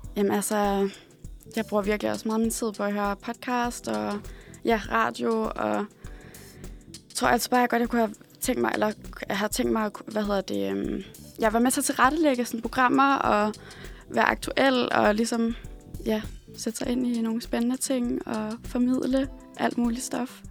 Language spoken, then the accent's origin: Danish; Odense, Southern Denmark, Denmark; moved away; og så er jeg fra Odense, øh, eller som fra Odense City, som vi siger derovre